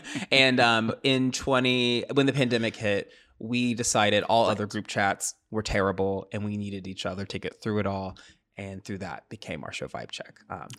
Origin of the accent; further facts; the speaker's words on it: Tennessee, United States; now in Chicago, United States; I moved to Chicago from Tennessee, and we all are Southern.